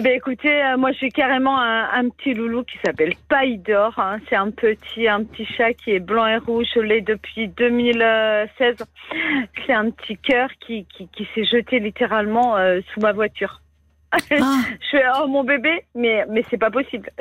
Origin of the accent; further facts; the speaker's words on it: Brittany, France; je suis bretonne